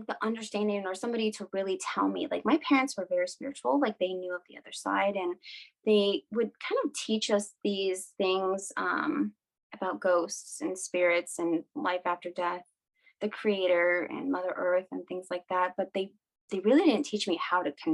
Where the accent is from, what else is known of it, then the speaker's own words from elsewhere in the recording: Washington, United States; So I'm Native American. I am from two different tribes in Washington State, Lummi and Nooksack. They are basically like on the border of Canada, like right on the coast.